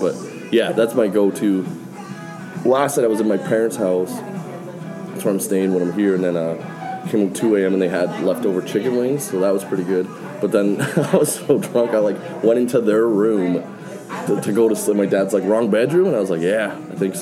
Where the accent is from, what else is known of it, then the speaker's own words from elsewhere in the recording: Calgary, Alberta, Canada; moved away as an adult; now in Vancouver, Canada; born and raised in Calgary